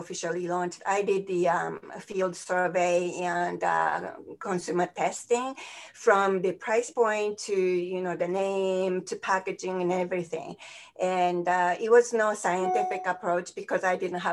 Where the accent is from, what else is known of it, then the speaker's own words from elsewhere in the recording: Tokyo, Japan; moved away as an adult; now in United States; I grew up in Tokyo